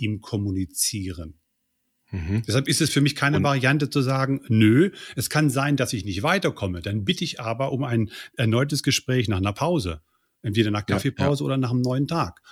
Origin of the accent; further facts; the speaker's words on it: near Göttingen, Lower Saxony, Germany; Aufgewachsen bin ich in der Nähe von Göttingen